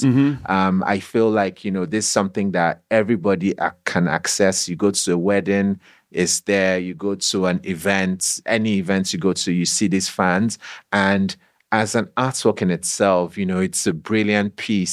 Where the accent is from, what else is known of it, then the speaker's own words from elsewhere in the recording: Nigeria; growing up in Nigeria, going to a secondary school there